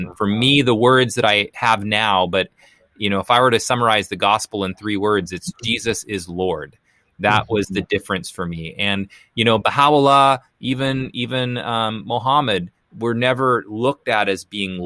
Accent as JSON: {"language": "English", "country": "Canada", "tie": "born or raised there", "moved": "yes", "lives_now": "Portland, United States", "said": "I live in Portland right now. But I grew up in Canada. So I'm originally from Canada"}